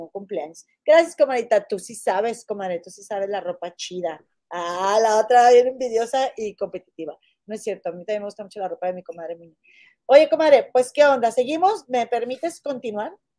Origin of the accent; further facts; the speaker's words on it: Mexico; como mexicanos